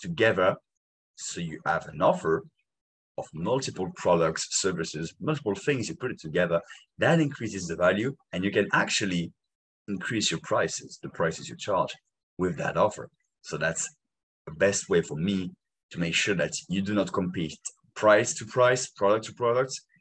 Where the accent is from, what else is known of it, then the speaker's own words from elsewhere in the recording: France; English is a second language; In France, we say it